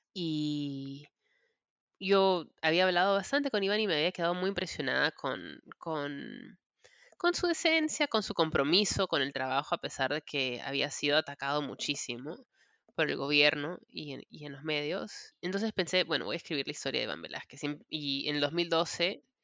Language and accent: Spanish; Peru; moved away as an adult; now in United States; soy peruana. Yo me crié en el Perú, em, me mudé a los Estados Unidos a los 20 años